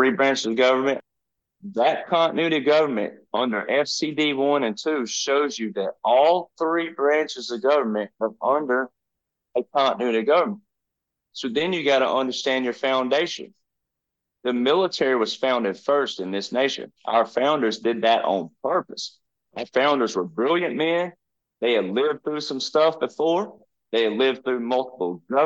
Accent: the South, United States; I'm from the South

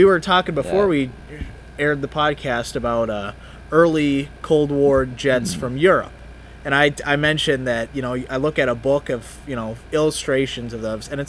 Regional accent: Iowa, United States; moved away; I'm from Iowa originally. I was born in 1996

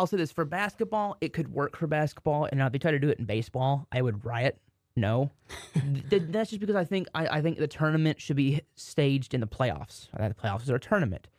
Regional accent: Waxahachie, Texas, United States; my hometown, Waxahachie

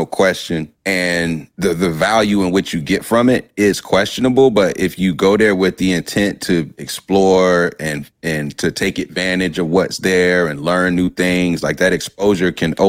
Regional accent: Durham, North Carolina, United States; also born or lived in Amsterdam, Netherlands; growing up in Durham, I just had a thought of what Black folks were.

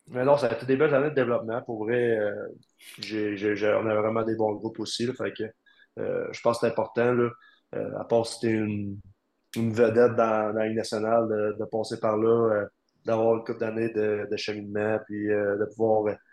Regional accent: Quebec, Canada; vraiment pris sous son nez en tant que Québécois.

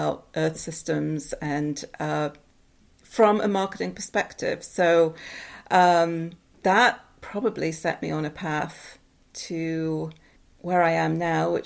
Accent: Newcastle upon Tyne, North East England, United Kingdom; moved away as an adult; also born or lived in Seattle, United States; now in United States; So I am originally from England. I'm from Newcastle in the north of England.

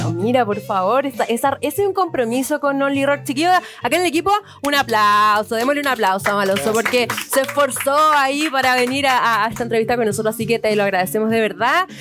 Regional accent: Chile; somos todos chilenos

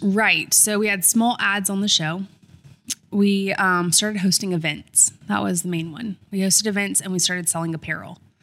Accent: Columbia, South Carolina, United States; also born or lived in Irmo, South Carolina; Grew up in Columbia, South Carolina

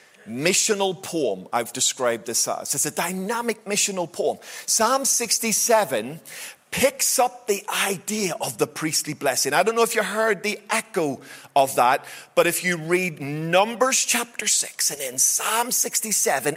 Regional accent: Belfast, Northern Ireland, United Kingdom; wee boy growing up in Belfast

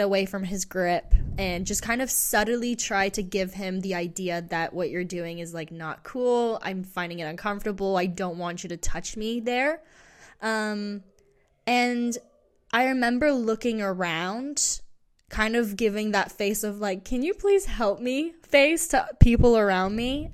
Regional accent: England, United Kingdom; moved away; growing up in England

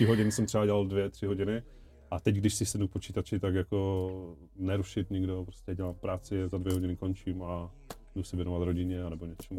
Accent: Ostrava, Moravian-Silesian Region, Czechia; now in Havířov, Czech Republic; pocházím z Ostravy, ale bydlím teď v Havířově

